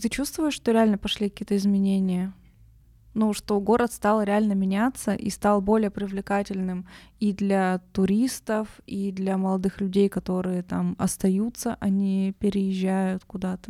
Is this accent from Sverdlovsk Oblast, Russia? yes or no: yes; Nizhny Tagil, Sverdlovsk Oblast, Russia; now in Yekaterinburg, Russia; я просто родом из Тагила